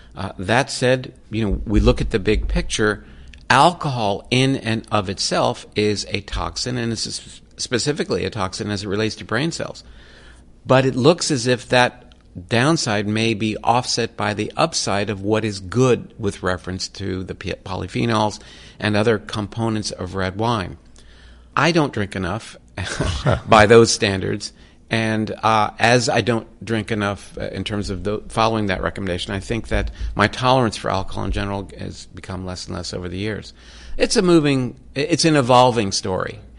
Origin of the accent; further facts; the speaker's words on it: Florida, United States; I grew up in Florida